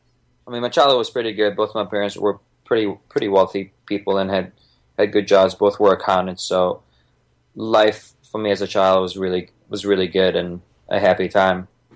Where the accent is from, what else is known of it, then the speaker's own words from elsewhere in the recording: Bosnia & Herzegovina; moved away; I was born in Bosnia, ex-Yugoslavia back then, 1987.